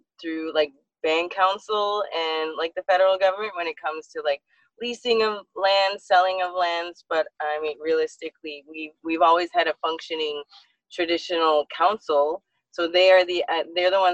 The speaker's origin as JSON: {"language": "English", "area": "Six Nations", "region": "Ontario", "country": "Canada", "said": "I'm an Onondaga deer. I'm from Six Nations as well."}